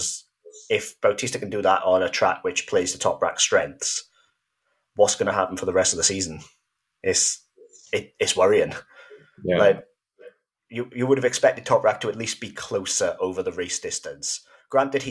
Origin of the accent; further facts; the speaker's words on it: Wales, United Kingdom; I'm normally referred to as the Welsh one